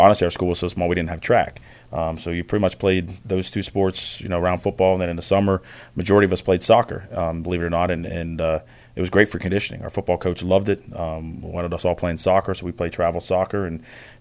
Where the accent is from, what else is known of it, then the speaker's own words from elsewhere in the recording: Brockway, Pennsylvania, United States; moved away as an adult; Western Pennsylvania, a little town called Brockway.